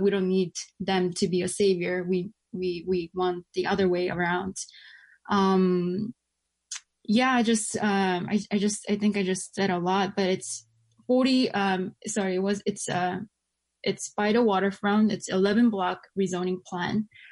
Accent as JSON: {"language": "English", "town": "New York City", "region": "New York", "country": "United States", "tie": "born or raised there", "said": "I grew up in Flushing. I live in Flushing"}